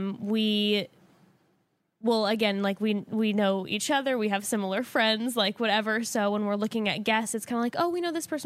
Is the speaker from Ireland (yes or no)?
no; Orange County, California, United States; I growing up in Orange County